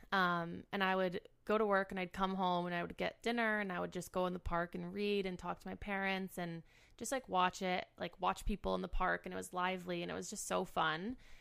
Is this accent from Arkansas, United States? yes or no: no; Cleveland, Ohio, United States; moved away as an adult; also born or lived in Michigan / New York; now in Chicago, United States; I grew up in the suburbs of Cleveland